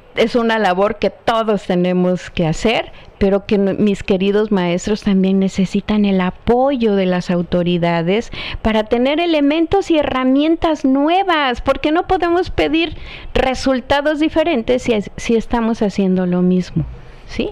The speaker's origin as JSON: {"language": "Spanish", "town": "Chilpancingo", "region": "Guerrero", "country": "Mexico", "said": "mi tierra"}